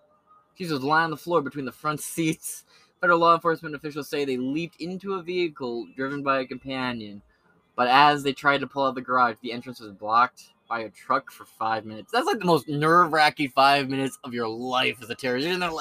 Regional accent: Bronx, New York, United States; I grew up in the Bronx. You ain't fucking with me.

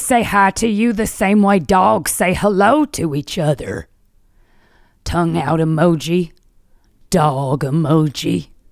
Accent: Philadelphia, Pennsylvania, United States; now in New York City, United States; my hometown of Philly

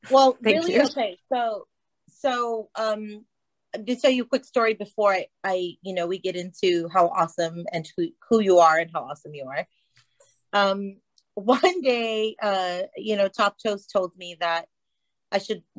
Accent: Texas, United States; I'm from Texas

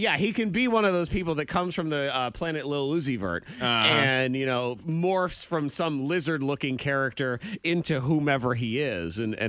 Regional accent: New England, United States; now in Southwest Virginia, United States; I grew up in New England.

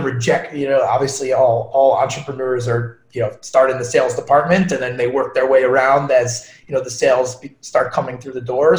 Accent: Long Island, New York, United States; moved away; So born and raised in Long Island

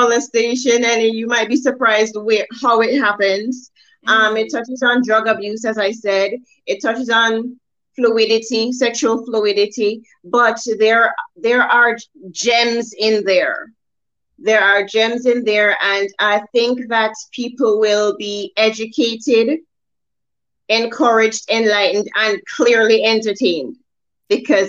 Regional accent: Jamaica; now in Atlanta, United States; I'm Jamaican.

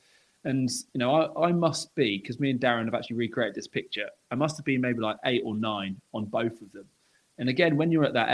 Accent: Norwich, East of England, United Kingdom; I grew up in Norwich. That's where my childhood was.

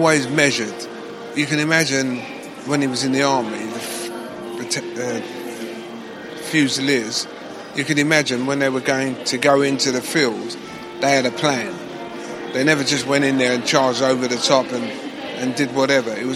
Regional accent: London, United Kingdom; accent: Cockney; I'm a Cockney

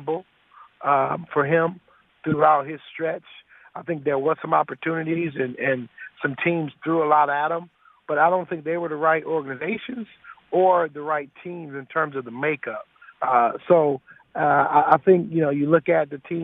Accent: Detroit, Michigan, United States; my career ended in my hometown of Detroit

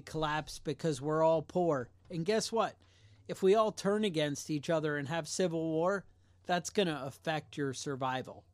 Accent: United States; we're American

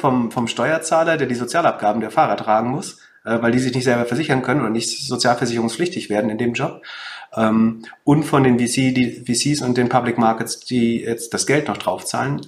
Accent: Mecklenburg-Vorpommern, Germany; ich komme ja aus Mecklenburg-Vorpommern

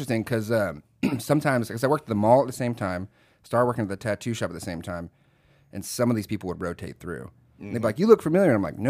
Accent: Fort Knox, Kentucky, United States; born there; So born in Fort Knox, Kentucky.

